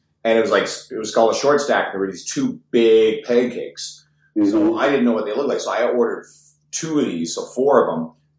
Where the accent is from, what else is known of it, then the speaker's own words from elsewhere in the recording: Newfoundland and Labrador, Canada; now in Edmonton, Canada; We're in Edmonton. I'm originally from Newfoundland.